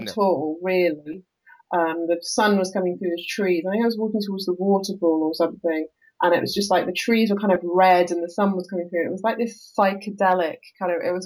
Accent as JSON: {"language": "English", "country": "United Kingdom", "said": "we have frosty mornings in the UK"}